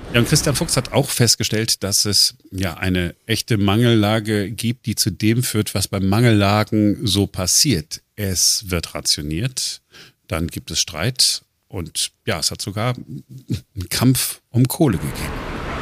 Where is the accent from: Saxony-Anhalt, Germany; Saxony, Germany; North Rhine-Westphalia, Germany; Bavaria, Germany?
North Rhine-Westphalia, Germany; Duisburg; now in Berlin, Germany; ich bin ja im Ruhrgebiet groß geworden, neun, äh, neunzehnhundertfünfundachtzig, äh, Duisburg.